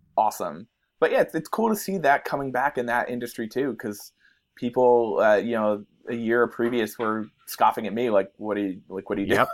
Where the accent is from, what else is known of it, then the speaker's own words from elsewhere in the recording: New Jersey, United States; growing up in New Jersey